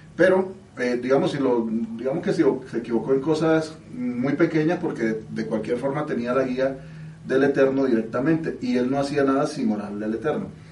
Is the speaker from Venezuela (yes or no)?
no; Mexico; yo soy mexicano